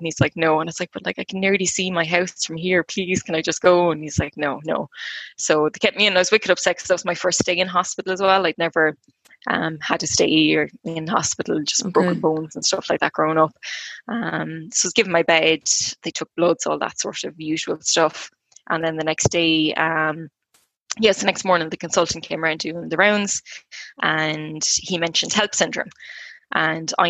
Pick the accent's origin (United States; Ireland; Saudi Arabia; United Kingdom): Ireland; Clonmel, Munster; I'm from Clonmel in County Tip.